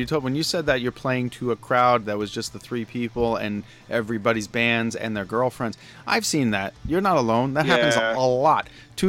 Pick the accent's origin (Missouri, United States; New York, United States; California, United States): New York, United States; Long Island; I grew up on Long Island.